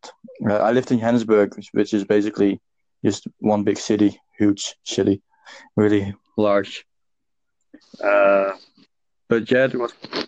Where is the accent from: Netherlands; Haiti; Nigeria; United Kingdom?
Netherlands; now in Dublin, Ireland; I'm from Netherlands, but I live in Dublin.